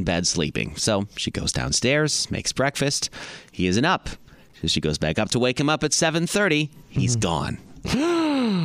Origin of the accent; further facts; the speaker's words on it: Indiana, United States; I grew up in Indiana.